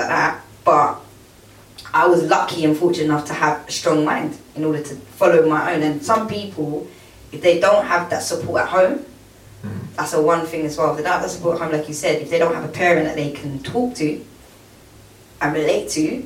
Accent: London, United Kingdom; Battersea, South London

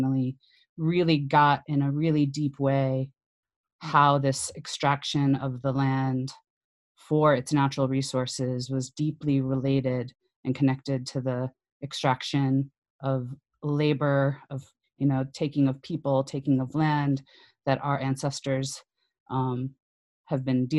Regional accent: Mobile, Alabama, United States; also born or lived in Bay Area; now in New Orleans, United States; And I was born in Mobile, Alabama, on the Gulf of Mexico, and had been thinking about moving to New Orleans.

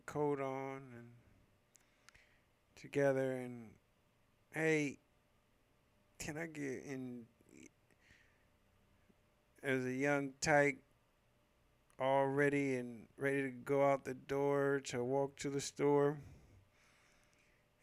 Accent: San Francisco, California, United States; I grew up in San Francisco pretty much my whole life, except for this one year we had moved out of town in seventh grade

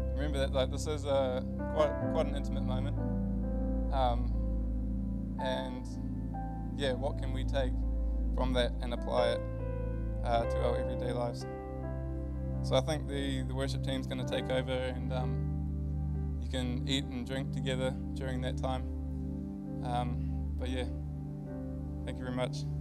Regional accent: Whangarei, Northland, New Zealand; moved away as an adult; I'm from Whangarei. Came down here to study a few years ago

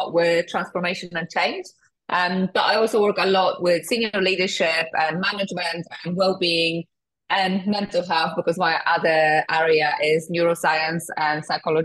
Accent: Poland; moved away; also born or lived in United Kingdom; I'm originally from Poland. I came to the UK 19 years ago

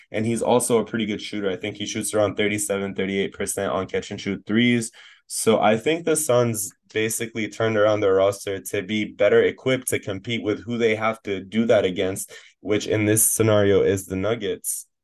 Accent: Canada; now in United States; I'm Canadian

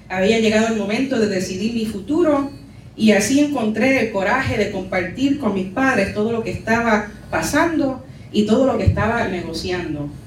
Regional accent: Puerto Rico; now in New York, United States; Así describo mi experiencia como mujer puertorriqueña en la diáspora. Soy cristiana, soy new yorker y culturalmente mestiza.

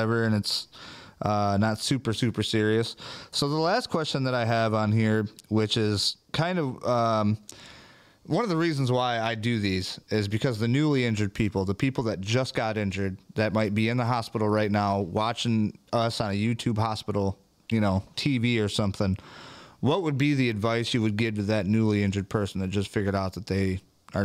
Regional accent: Michigan, United States; we're from Michigan

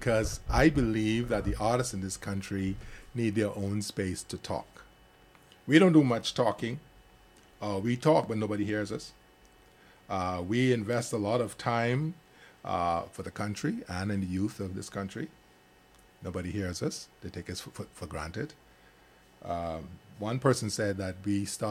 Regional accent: Grand Bahama, Bahamas; That's my hometown. I'm from Grand Bahama

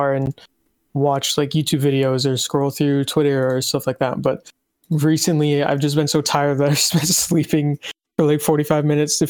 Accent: United States; growing up in the United States

